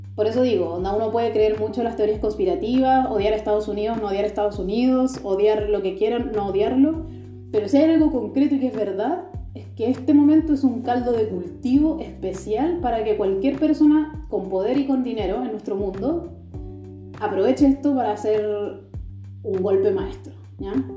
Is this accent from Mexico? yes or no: no; Chile; now in Germany; soy chilena, pero vivo en Alemania